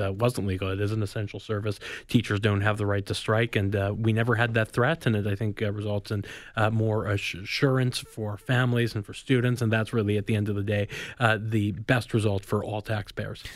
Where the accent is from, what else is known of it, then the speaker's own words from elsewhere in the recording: Manitoba, Canada; now in Ontario, Canada; I grew up in Manitoba